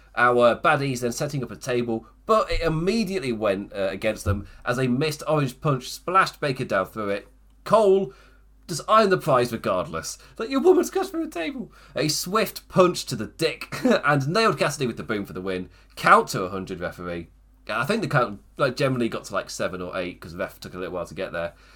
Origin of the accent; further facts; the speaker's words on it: England, United Kingdom; as an English person